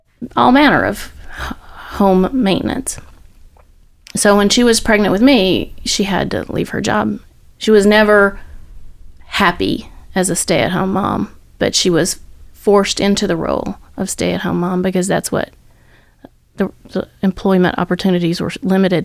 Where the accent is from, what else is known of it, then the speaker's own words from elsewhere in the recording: Andalusia, Alabama, United States; moved away as an adult; also born or lived in Philadelphia / Nashville; I grew up in Alabama